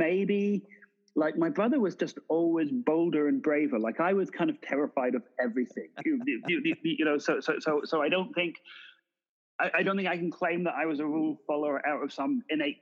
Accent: Edinburgh, Scotland, United Kingdom; moved away as an adult; also born or lived in London / Glasgow; now in Los Angeles, United States; Edinburgh is where I'm from.

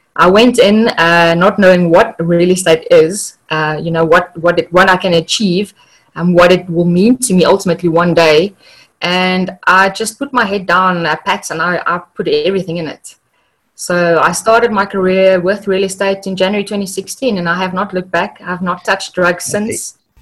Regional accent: South Africa; I am from South Africa. I live in Pretoria

